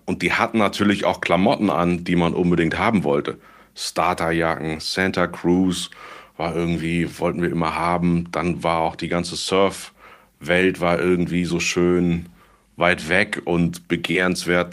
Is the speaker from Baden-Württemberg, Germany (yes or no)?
no; Cologne, North Rhine-Westphalia, Germany; moved away as an adult; geboren in Köln und überzeugter Kölner immer gewesen